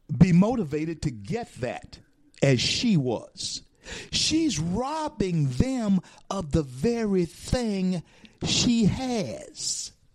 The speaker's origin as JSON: {"language": "English", "region": "Louisiana", "country": "United States", "said": "I'm from Louisiana"}